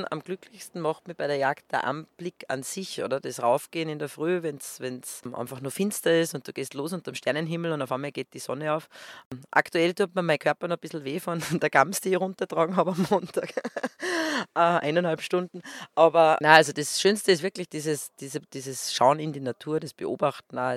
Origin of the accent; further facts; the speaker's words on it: western Austria, Austria; So ist es halt einmal bei uns im Westen von Österreich. Da gibt es ein Skigebiet neben dem anderen.